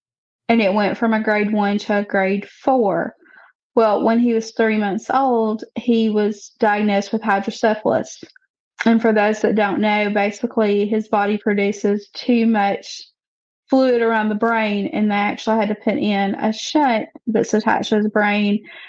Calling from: Alabama, United States; I live in a little sub-community in North Alabama.

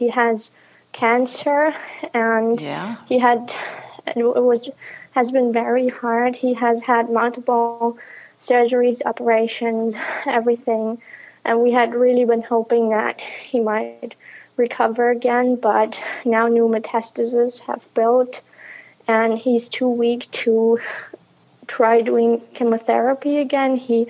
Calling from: Berlin, Germany; also born or lived in southern Germany; I'm calling from Germany, and I'm in Berlin, but right now I'm actually with my dad in southern Germany

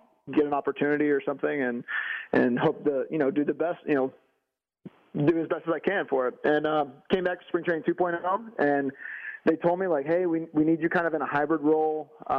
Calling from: Texas, United States; Man, I'm in Texas right now.

